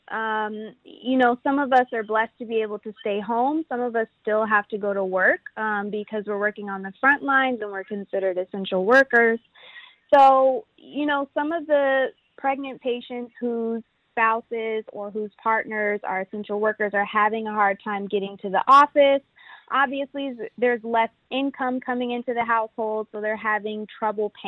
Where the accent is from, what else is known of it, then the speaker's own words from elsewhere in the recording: Houston, Texas, United States; also born or lived in Washington, D.C.; I grew up in Houston, and I attended DeBakey High School for Health Professions